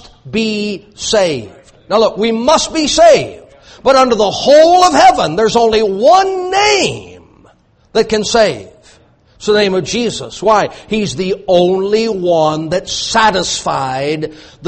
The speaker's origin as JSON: {"language": "English", "region": "Louisiana", "country": "United States", "said": "I'm from Louisiana"}